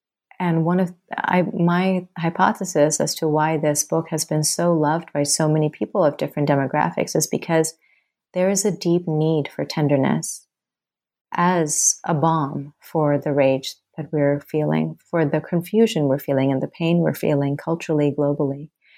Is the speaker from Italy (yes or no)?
no; Thailand; moved away as an adult; also born or lived in Bangladesh; now in United States; Well, so I'm from Bangladesh and I was born there and I was raised in Thailand. And then I immigrated to the States when I was 18.